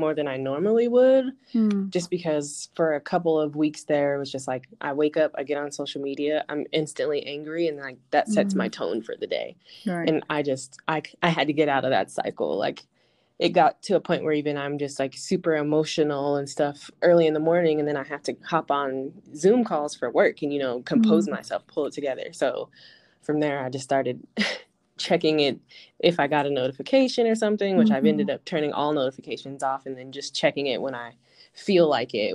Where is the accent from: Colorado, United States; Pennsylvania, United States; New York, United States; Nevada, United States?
Colorado, United States; Denver; Born and raised in Denver, grew up here my whole life